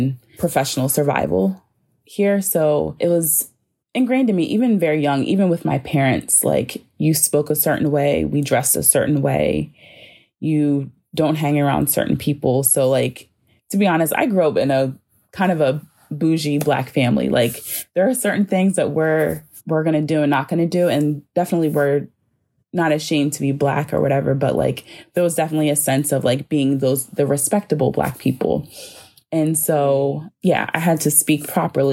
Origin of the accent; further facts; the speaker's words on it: Eastern Shore, Maryland, United States; moved away as an adult; also born or lived in Penang, Malaysia; now in Baltimore, United States; I'm currently living in Baltimore, but I'm originally from the Eastern Shore, which is a very rural area. And if you go there, it has definitely a more Southern feel. And so I did grow up in that tension